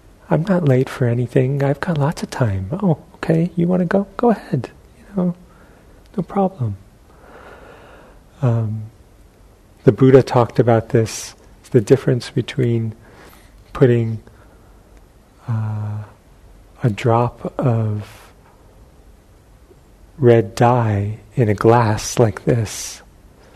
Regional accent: New York, United States; moved away; where I grew up in New York

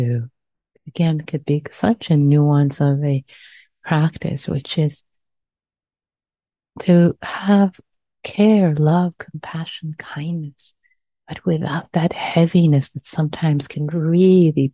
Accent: Iran; accent: Persian; my Persian accent

